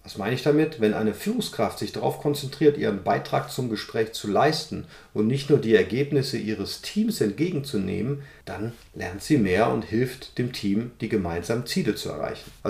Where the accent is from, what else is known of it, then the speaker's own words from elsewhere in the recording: Cologne, North Rhine-Westphalia, Germany; ich komme aus Köln, wir sagen ja nicht Fisch, nicht Fleisch, komisch